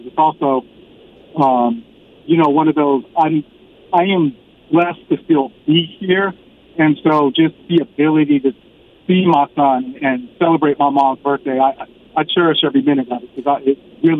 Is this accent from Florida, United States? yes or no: no; Sacramento, California, United States; now in San Antonio, United States; So we live in Sacramento, or we live in San Antonio. I'm from Sacramento. I'm out in Sacramento right now because my mom turned 70 on Monday.